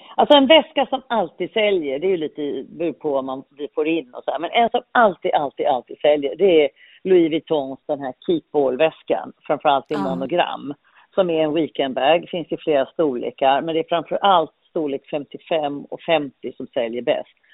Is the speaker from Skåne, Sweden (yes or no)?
yes; Malmö, Skåne, Sweden; moved away as an adult; also born or lived in London; jag är uppvuxen i Malmö